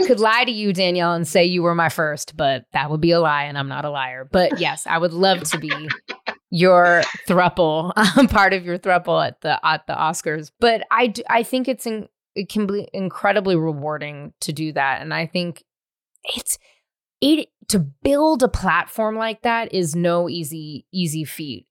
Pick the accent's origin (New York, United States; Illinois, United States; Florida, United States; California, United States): California, United States; the Bay Area; I'm from the Bay.